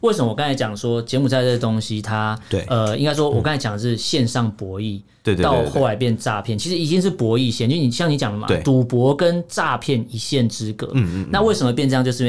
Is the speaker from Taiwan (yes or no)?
yes; Taiwan; 我们台湾人